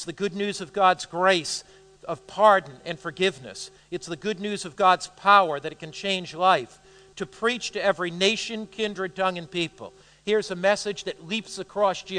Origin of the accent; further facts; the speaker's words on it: United States; I'm an American